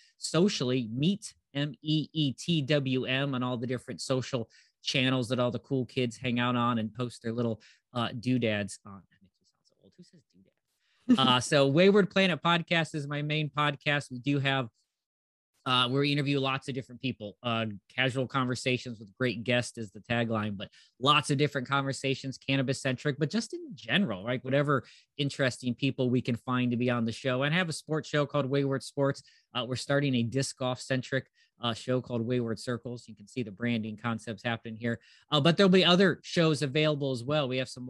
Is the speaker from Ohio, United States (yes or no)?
yes; Ohio, United States; I am from Northeast Ohio, lived here most of my life, traveled around a bit.